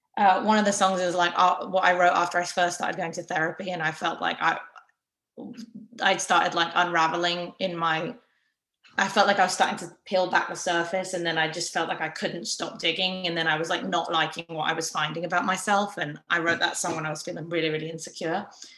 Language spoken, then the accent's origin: English; England, United Kingdom; just because I'm English, there's like a little bit of … in like a couple of the songs